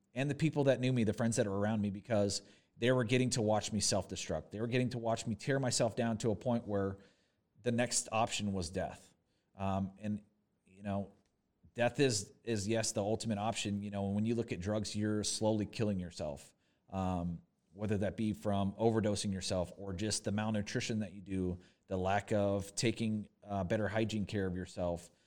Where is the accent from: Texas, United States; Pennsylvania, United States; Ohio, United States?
Texas, United States; Corpus Christi; moved away as an adult; also born or lived in Fort Worth, Texas / Dallas, Texas; now in Oshkosh, United States; I was born in Fort Worth, Texas. I grew up, I lived thirteen years in Corpus Christi, Texas.